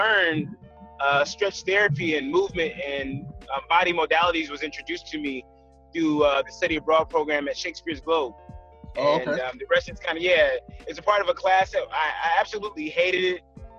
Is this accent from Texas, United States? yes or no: no; Detroit, Michigan, United States; also born or lived in Kentucky / Indianapolis / Germany; I am originally from Detroit, Michigan, and I'm an Army brat, so I lived a lot of different places, from Kentucky to Indianapolis to Germany